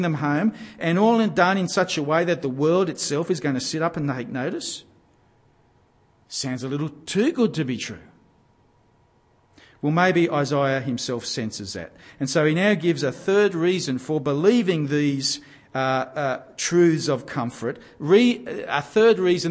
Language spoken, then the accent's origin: English; Gosford, New South Wales, Australia; I grew up in Gosford on the central New South Wales coast